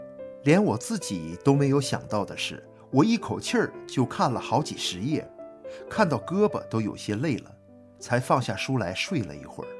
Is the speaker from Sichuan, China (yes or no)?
no; Hebei, China; 我喝着从河北老家寄来的中药和买来的止疼药